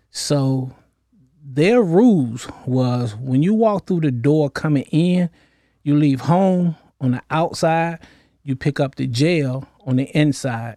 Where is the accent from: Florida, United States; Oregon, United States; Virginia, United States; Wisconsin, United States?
Virginia, United States; Norfolk; I'm originally from Norfolk, Virginia, raised up in the projects of Norfolk